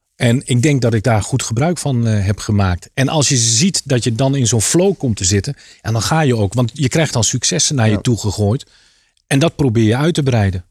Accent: Apeldoorn, Gelderland, Netherlands; moved away as an adult; also born or lived in Harderwijk / Leiden / Rotterdam; Oorspronkelijk kom ik uit Apeldoorn. Ja. Daar heb ik tot mijn achttiende gewoond

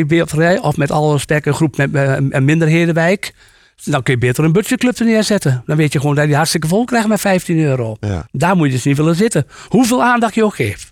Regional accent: Achterhoek, Gelderland, Netherlands; ik kom uit de Achterhoek

